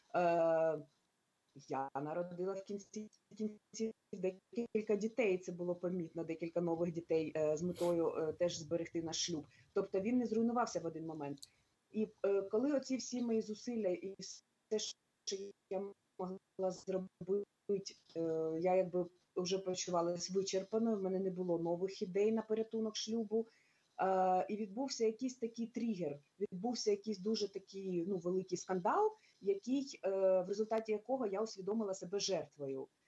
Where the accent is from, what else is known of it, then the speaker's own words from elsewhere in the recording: Kyiv, Ukraine; Я виросла, я народилася в Києві.